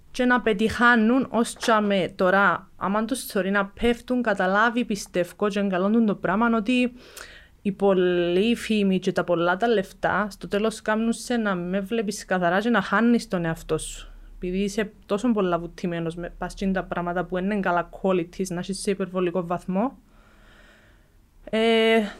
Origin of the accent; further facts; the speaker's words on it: Cyprus; εγώ έρχομαι από την Κύπρο που το Jiu Jitsu είναι καν γνωστό στον κόσμο.